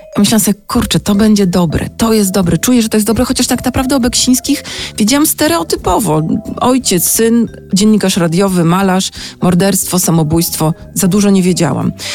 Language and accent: Polish; Sopot, Pomeranian Voivodeship, Poland; Ja jestem z Sopotu, ja mam bliżej do Sztokholmu niż do Sanoka